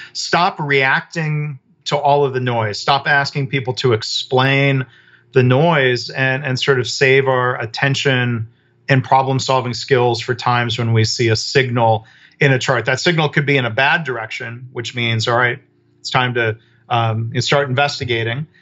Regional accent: Michigan, United States; I grew up in Michigan around the auto industry.

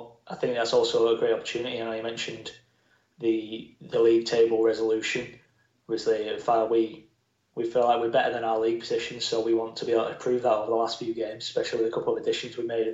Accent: Bolton, North West England, United Kingdom; also born or lived in London; I was born in London and moved up to Bolton when I was two.

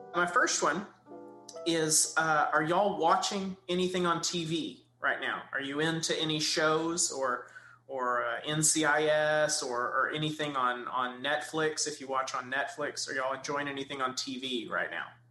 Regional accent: Kilgore, Texas, United States; I grew up in Kilgore

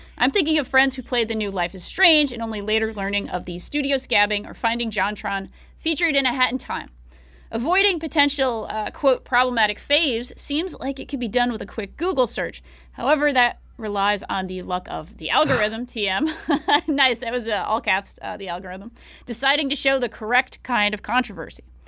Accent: Tennessee, United States; I am a primarily self taught, Tennessee born and raised Marxist

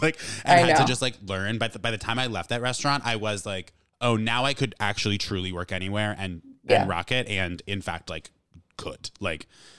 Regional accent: Shrewsbury, Vermont, United States; moved away as an adult; also born or lived in Rhode Island; now in New York, United States; I grew up in like a small town called Shrewsbury, like an hour and a half, 2 hours south of Burlington.

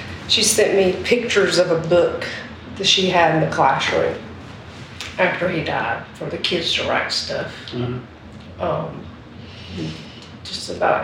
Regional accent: South Carolina, United States; moved away; also born or lived in California; I'm obviously from the South, like South Carolina. So when I lived in California, people thought I was from England

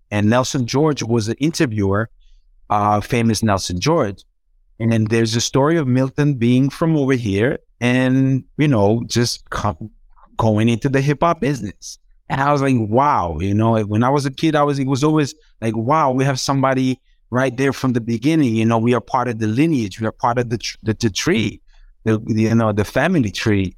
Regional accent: Zagreb, City of Zagreb, Croatia; English is a second language; I started learning English from, like, when I was, like, maybe five, six in my building in Zagreb

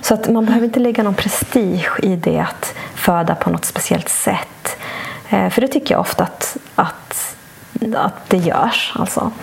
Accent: Bolivia; moved away; also born or lived in Sweden; flyttade vi till mitt hemland Bolivia

